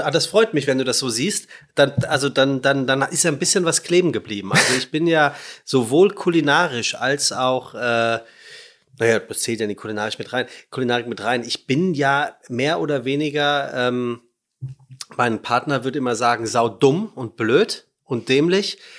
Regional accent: Frankfurt, Hesse, Germany; ich bin ja Frankfurter

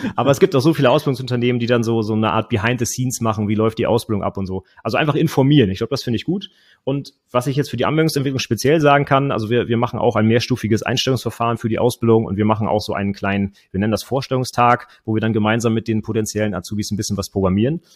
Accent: Northern Germany, Germany; ich komme äh, aus dem Norden von Deutschland

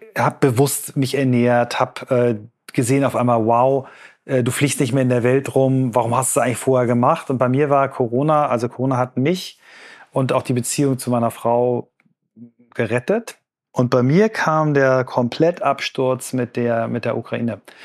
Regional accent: Germany

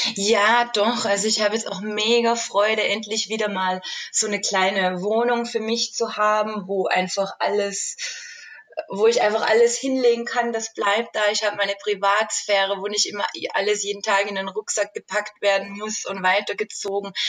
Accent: Austria; moved away as an adult; now in Switzerland; Ich komme ja ursprünglich aus Österreich

